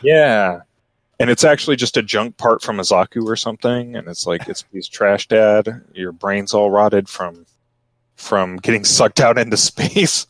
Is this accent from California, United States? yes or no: no; Texas, United States; I'm from Texas